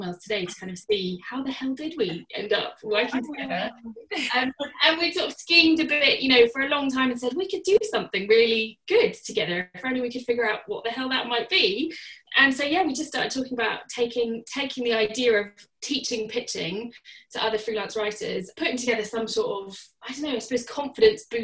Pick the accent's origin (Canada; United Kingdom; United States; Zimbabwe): United Kingdom; Surrey, South East England; moved away as an adult; now in Northern Ireland, United Kingdom; I'm not from here originally. I'm from Surrey originally